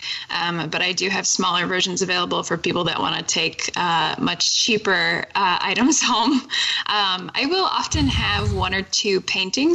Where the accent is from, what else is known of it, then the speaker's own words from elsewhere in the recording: Wisconsin, United States; I'm from Wisconsin